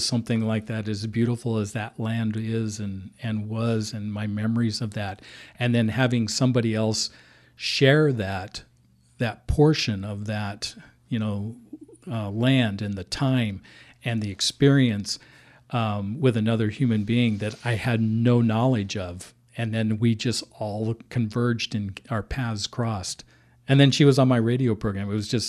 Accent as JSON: {"language": "English", "town": "Hillsboro", "region": "Oregon", "country": "United States", "tie": "born or raised there", "said": "They lived in Forest Grove. I grew up in the Hillsboro area. We had a Christmas tree farm on David Hill in Forest Grove."}